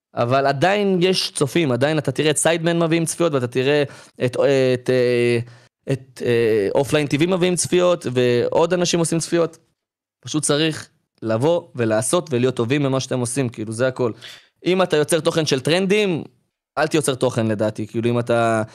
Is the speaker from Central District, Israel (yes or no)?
yes; Ramla, Central District, Israel; אני עוד מרמלה